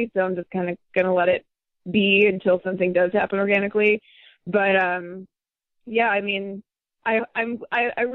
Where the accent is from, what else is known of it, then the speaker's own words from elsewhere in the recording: Midwest, United States; my upbringing in the Midwest and just my friends from my hometown